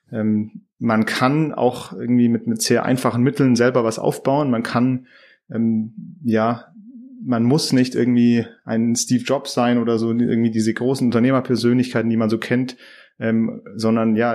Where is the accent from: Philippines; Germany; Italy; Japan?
Philippines; born there; Äh, ich bin auf den Philippinen geboren.